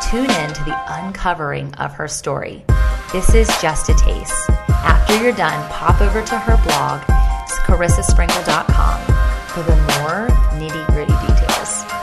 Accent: Indiana, United States; it's deeper than just, hey, I'm from Indiana.

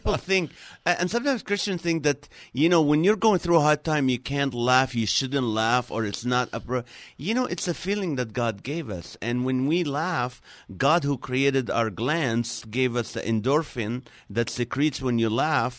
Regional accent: Nazareth, Northern District, Israel; now in Los Angeles, United States; Originally, I was born in Nazareth, Israel.

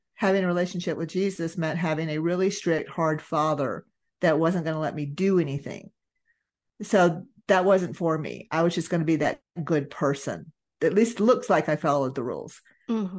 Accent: Georgia, United States; I was raised in Georgia, raised in, you know, that Bible Belt area

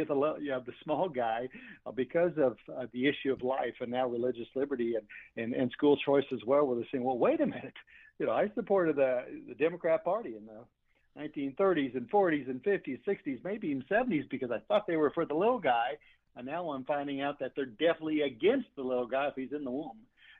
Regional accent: Kansas, United States; you can see it in my home state of Kansas

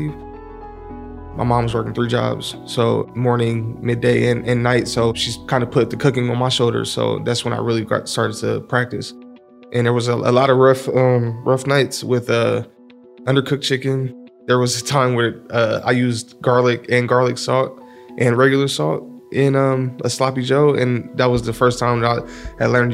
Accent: Columbus, Ohio, United States; I grew up here in Columbus

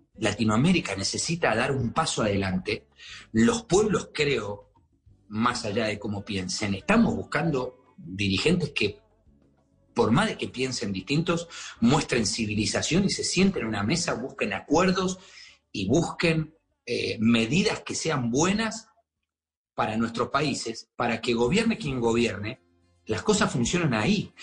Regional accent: Argentina; now in Miami, United States

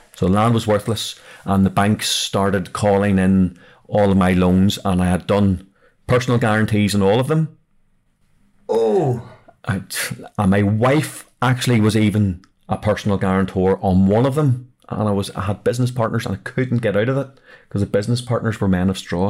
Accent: Belfast, Northern Ireland, United Kingdom; I'm actually from South Belfast

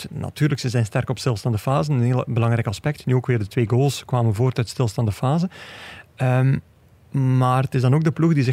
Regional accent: Belgium; Nou, en we kunnen eigenlijk ook als Belgen zeggen

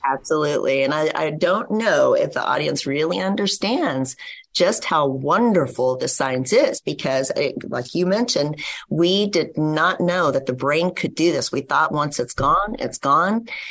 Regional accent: West Texas, United States; I grew up in West Texas

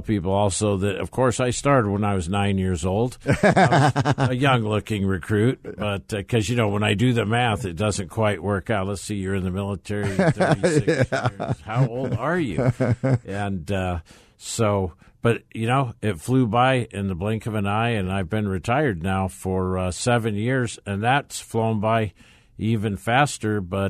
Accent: Arizona, United States; also born or lived in California; So I was born in California and moved to Arizona as a child, just like a lot of other people probably that live in Arizona, and went to school here, hit all the grade schools, the high school, three or four colleges.

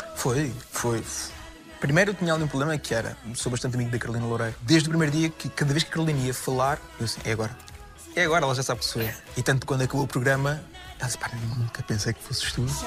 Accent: Casais Novos, near Alenquer, Lisbon, Portugal; also born or lived in Vila Franca de Xira / Póvoa de Santa Iria; Eu nasci no Hospital de Vila Franca, vivi na Povoa de Santiria até aos meus 2, 3 anos, depois fui para os Casais Novos, que é uma aldeia ao pé da Linquer

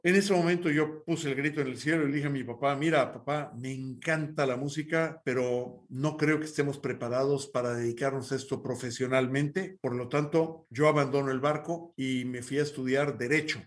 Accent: Mexico City, Mexico; primero soy mexicano, eh, nací en Ciudad de México a principios de los años 60

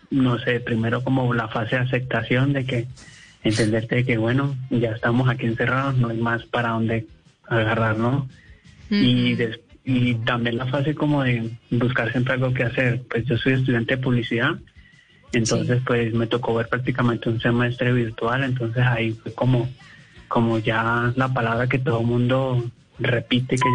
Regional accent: Cali, Valle del Cauca, Colombia; Eh, yo soy de Cali, de la ah. sucursal del cielo

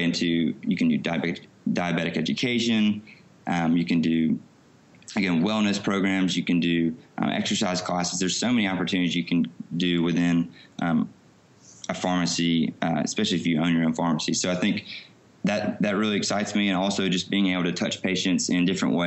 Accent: Alabama, United States; I grew up in Alabama

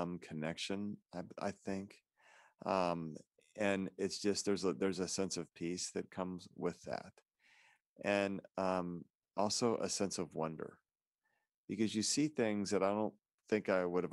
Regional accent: Independence, Missouri, United States; I was born and raised in Independence, Missouri

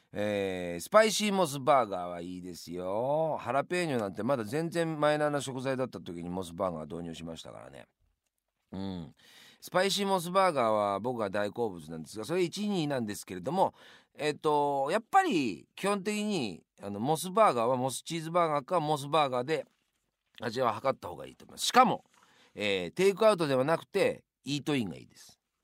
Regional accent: Yamanashi, Japan; moved away; also born or lived in Tokyo; 生まれ故郷の山梨に東京にいたんですが一旦山梨に、えー、帰ります

